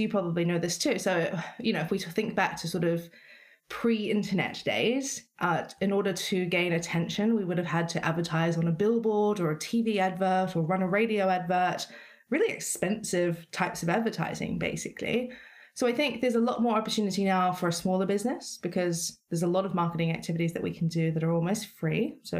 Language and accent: English; New Zealand; now in London, United Kingdom